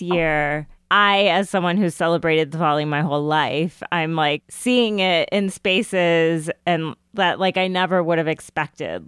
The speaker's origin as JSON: {"language": "English", "region": "Colorado", "country": "United States", "tie": "born or raised there", "said": "growing up in Colorado where I was one of the only people of color in my school"}